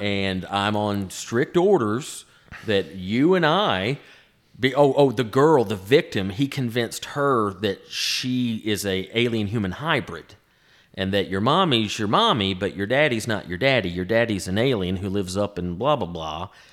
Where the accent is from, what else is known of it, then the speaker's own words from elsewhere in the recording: the South, United States; growing up in the South with all the Civil War history around here